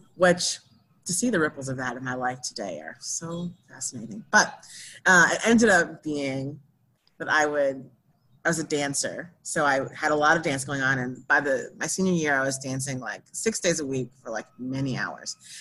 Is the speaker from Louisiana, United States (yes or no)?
yes; New Orleans, Louisiana, United States; I was born in New Orleans